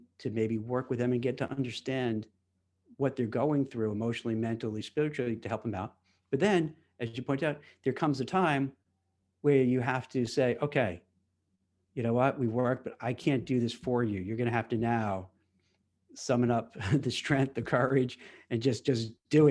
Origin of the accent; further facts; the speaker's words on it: New York City, New York, United States; now in New Jersey, United States; I grew up in Brooklyn in a place called Canarsie